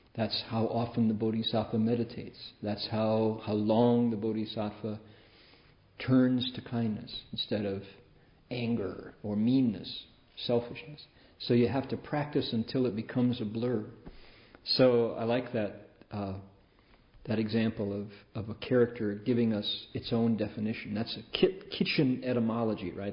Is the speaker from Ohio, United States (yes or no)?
yes; Toledo, Ohio, United States; Growing up in Toledo